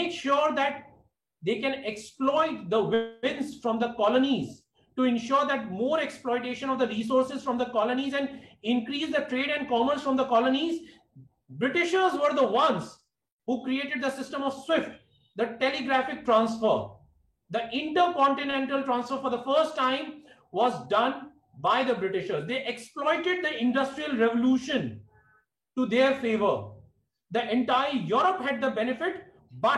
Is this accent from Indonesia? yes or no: no; India; as an Indian